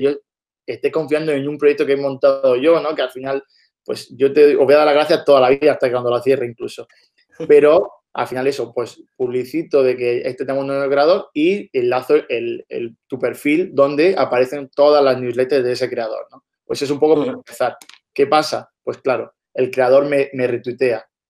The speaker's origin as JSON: {"language": "Spanish", "town": "Almería", "region": "Andalusia", "country": "Spain", "said": "nosotros somos de Almería"}